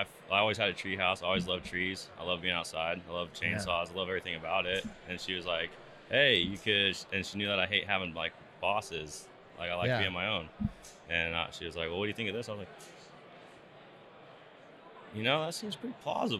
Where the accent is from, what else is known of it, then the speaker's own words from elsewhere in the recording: Prineville, Oregon, United States; I grew up in Prineville, kind of just my dad and everyone grew up logging and stuff like that, cutting trees, firewood, It's a logging area in there